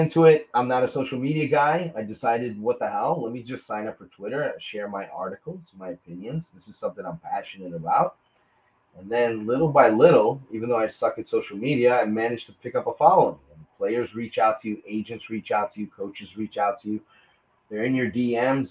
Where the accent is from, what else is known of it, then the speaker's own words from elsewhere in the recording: New York, United States; I'm from New York